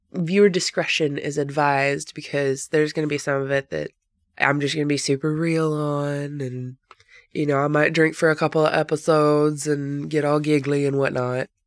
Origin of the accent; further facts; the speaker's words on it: Northwest Georgia, United States; I was born and raised in Northwest Georgia, and I have lived here all of my life